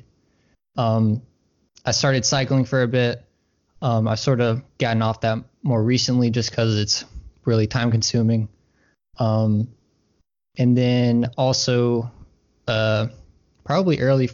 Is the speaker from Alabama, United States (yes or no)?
yes; Troy, Alabama, United States; So I was born in Alabama. I'm from Troy. It's not too far away from Auburn